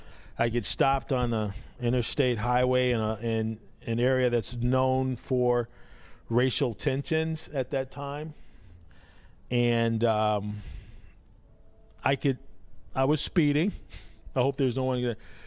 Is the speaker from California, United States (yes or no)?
no; Chicago, Illinois, United States; moved away as an adult; now in Waukesha, United States; So growing up in the South Side, predominantly a changing community, whites were moving out of the South Shore area. Blacks were moving in. My block was about 60-40 black, 60-40 white.